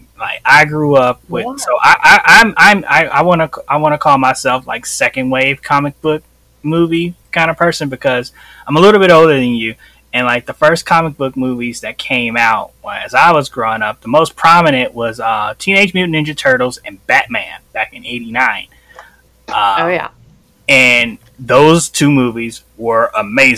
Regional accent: Chicago, Illinois, United States; I grew up in Chicago

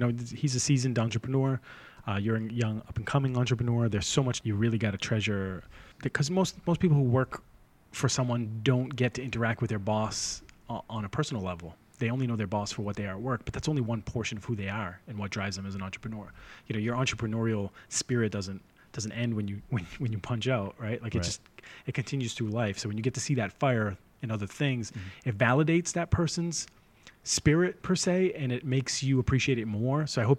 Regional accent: Boston, Massachusetts, United States; Because, I'm from the North Shore of Boston.

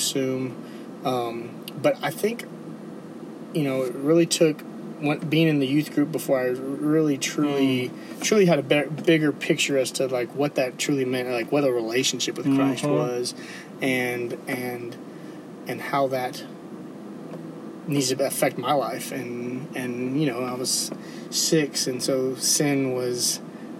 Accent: Mission, Texas, United States; moved away as an adult; now in Dallas, United States; I grew up in South Texas, down the Rio Grande Valley. I'm from Mission, and it's 2 miles from

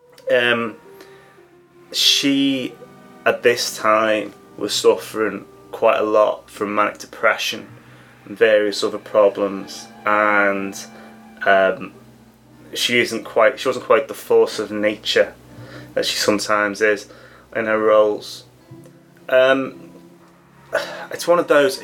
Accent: England, United Kingdom; as an Englishman

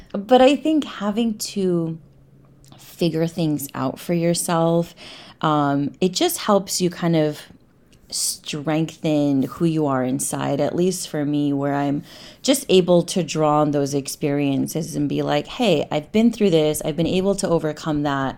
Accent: New York, United States; moved away as an adult; also born or lived in London / Cairo, Egypt; I grew up in New York

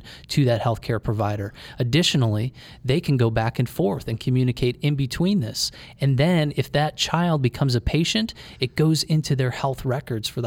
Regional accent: Cleveland, Ohio, United States; We grew up in Cleveland

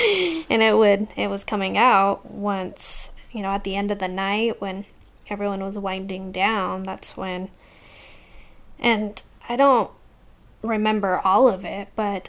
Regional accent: Utah, United States; Rose Park.

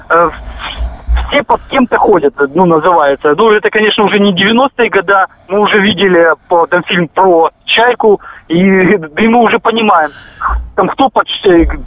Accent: Krasnodar, Krasnodar Krai, Russia; Я сам из Краснодара, я работаю в строительной сфере

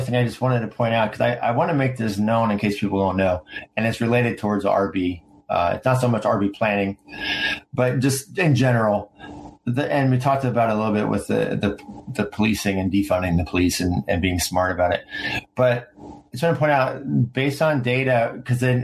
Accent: United States; also born or lived in Washington, D.C.; now in San Diego, United States; I lived in like DC and I grew up near New York

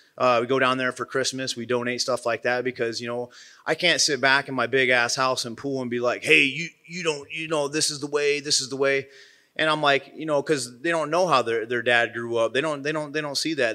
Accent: Midwest, United States; I'm from the Midwest

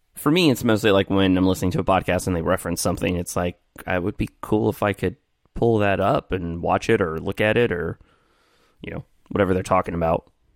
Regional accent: Evansville, Indiana, United States; there is a, uh, school here in Evansville in my hometown where I am right now

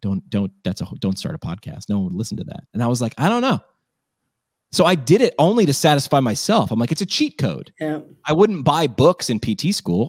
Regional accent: Scranton, Pennsylvania, United States; also born or lived in New York; I went back to my hometown, ran work, ran a radio station there

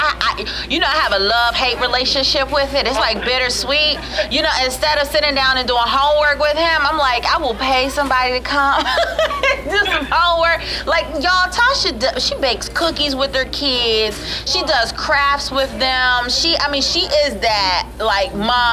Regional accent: Maryland, United States; me growing up in Maryland

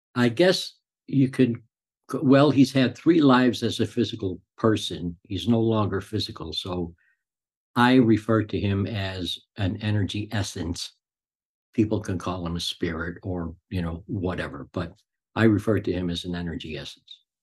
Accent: Chicago, Illinois, United States; also born or lived in Cicero, Illinois; I grew up in Chicago. I had a normal childhood

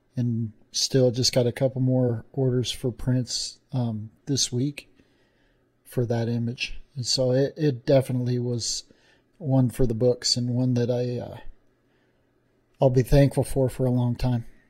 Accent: Wyoming, United States; in, in Wyoming, even got to be in my home state

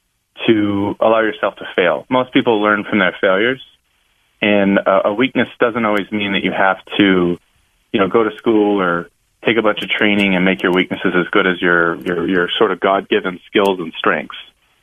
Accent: West Coast, United States; So I'm a little bit of a different cat. I grew up in the West Coast, and I was a diagnosed dyslexic and ADHD kid

